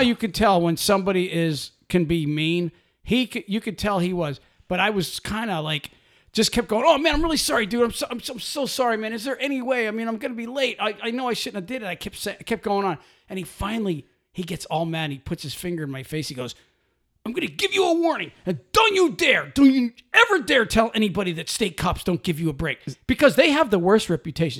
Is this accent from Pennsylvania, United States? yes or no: yes; Pennsylvania, United States; I'm from Pennsylvania